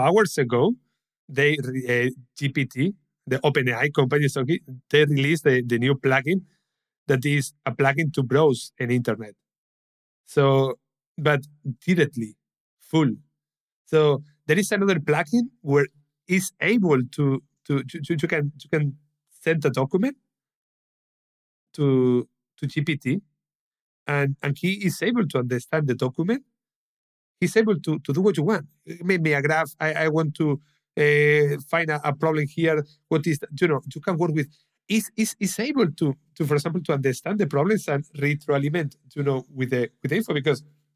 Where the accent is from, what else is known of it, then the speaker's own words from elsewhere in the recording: Spain; English is a second language; I'm from Spain